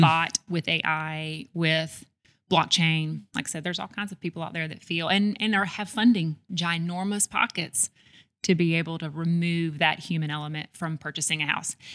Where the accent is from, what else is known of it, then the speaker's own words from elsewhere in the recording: Homewood, Alabama, United States; also born or lived in Birmingham, Alabama; I grew up in Homewood, Alabama